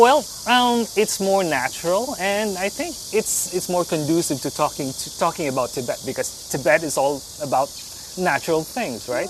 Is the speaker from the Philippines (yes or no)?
yes; Philippines; I'm Filipino